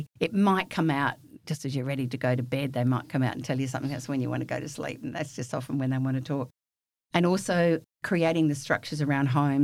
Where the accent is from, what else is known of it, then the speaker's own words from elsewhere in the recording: the Wheatbelt of Western Australia, Australia; I'm a bush kid from the wheat belt of Western Australia, raised on a farm, wheat sheep farm.